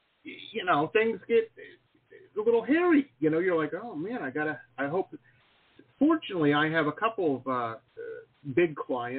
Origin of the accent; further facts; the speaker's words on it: Detroit, Michigan, United States; We grew up in Detroit